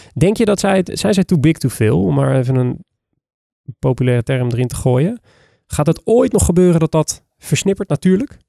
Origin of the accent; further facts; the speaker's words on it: Netherlands; ons als Nederlanders